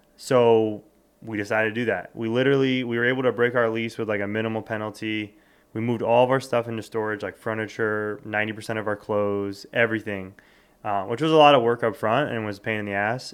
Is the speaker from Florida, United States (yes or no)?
yes; South Florida, United States; born or raised there; moved away as an adult; also born or lived in Westchester, New York / New York City; now in New York, United States